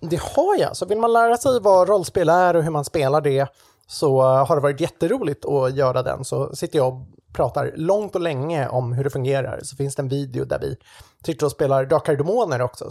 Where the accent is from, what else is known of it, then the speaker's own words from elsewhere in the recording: Sweden; jag är ju svensk på den sidan